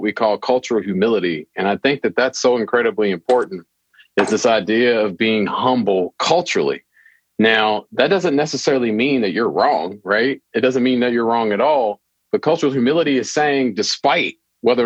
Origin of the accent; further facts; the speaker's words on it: Louisville, Kentucky, United States; I'm born and raised in Louisville, Kentucky